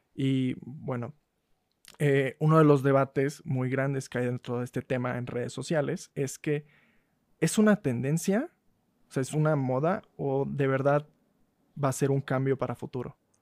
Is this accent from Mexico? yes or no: yes; Mexico; como mexicanos hablamos de la patada